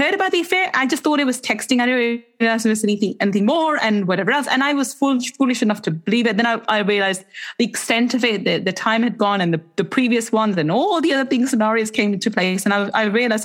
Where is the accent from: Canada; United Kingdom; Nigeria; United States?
United Kingdom; England; in the UK, as English people